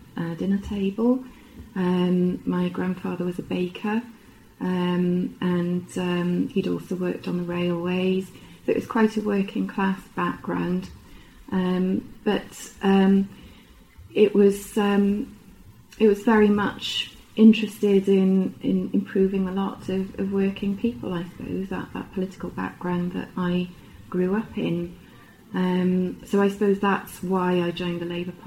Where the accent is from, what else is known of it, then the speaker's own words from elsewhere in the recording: Pontypool, Wales, United Kingdom; also born or lived in Six Bells, Abertillery; I was brought up in Pontypool